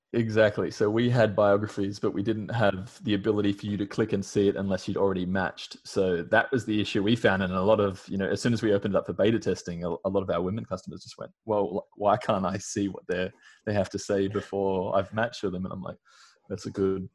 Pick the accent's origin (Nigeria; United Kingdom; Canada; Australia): Australia; moved away as an adult; now in United States; you can blatantly hear by my accent, but I'm Australian. So I've lived in America for about the past four years.